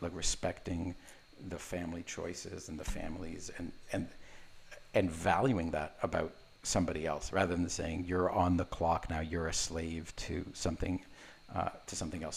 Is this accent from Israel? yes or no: yes; Israel; I was born in Israel